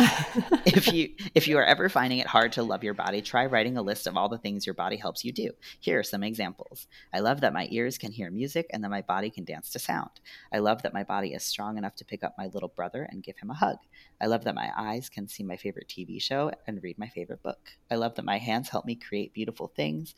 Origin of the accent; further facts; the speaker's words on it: New York, United States; I'm a New Yorker